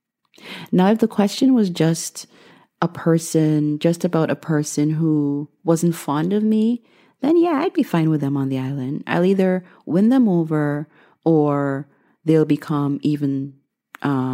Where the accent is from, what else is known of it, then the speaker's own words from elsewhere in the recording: Guyana; moved away as an adult; now in United States; I was born and raised in Guyana, the only English-speaking country in South America.